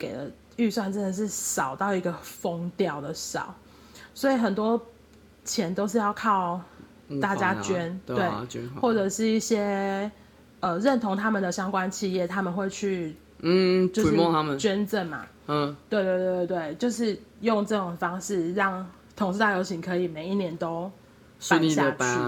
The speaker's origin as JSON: {"language": "Chinese", "town": "Kaohsiung", "country": "Taiwan", "tie": "born or raised there", "also_born_or_lived": "Taichung / Tainan", "moved": "as an adult", "lives_now": "Taipei, Taiwan", "said": "因为我原本就是在高雄长大，然后后来在台中、台南读书，台中读书。"}